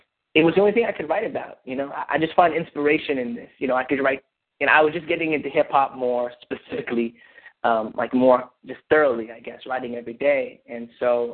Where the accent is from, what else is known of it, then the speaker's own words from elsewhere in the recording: Irvine, California, United States; I grew up in Orange County, California, in Irvine.